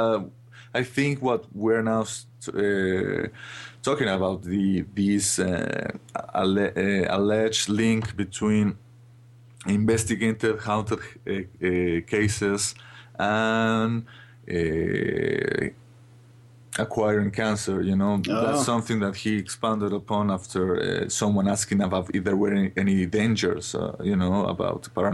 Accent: Mexico; I'm from Mexico

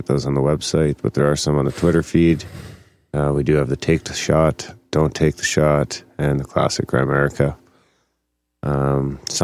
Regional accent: Canada; we're Canadian too

